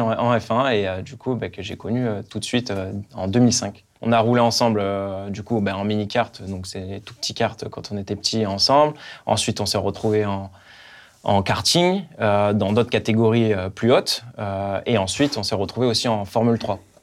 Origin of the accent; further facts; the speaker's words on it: France; on était deux Français, Esteban et moi